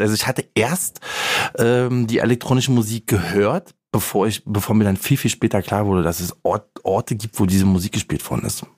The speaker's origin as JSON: {"language": "German", "region": "Berlin", "country": "Germany", "tie": "born or raised there", "said": "der Bezirk, wo ich aufgewachsen bin"}